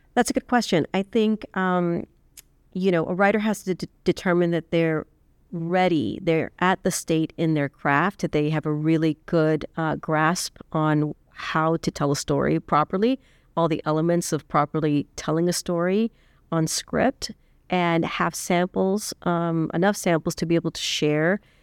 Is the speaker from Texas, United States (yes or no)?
yes; South Texas, United States; moved away; I'm originally from South Texas